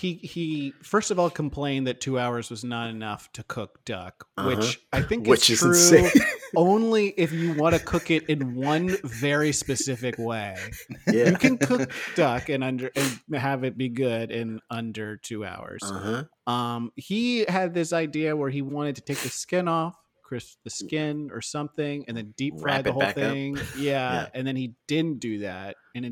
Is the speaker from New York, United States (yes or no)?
yes; Manhattan, New York, United States; I'm from Manhattan. I grew up there. I grew up in Times Square. That's my family room.